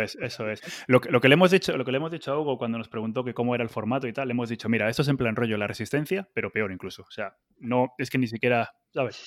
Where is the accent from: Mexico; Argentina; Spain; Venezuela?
Spain; Cantabria; vente a la tierruca, chaval, vente aquí, hombre, vente aquí, que yo te enseño mi tierra